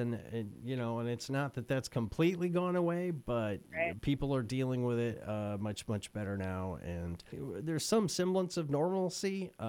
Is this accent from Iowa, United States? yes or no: yes; Iowa, United States; my home state of Iowa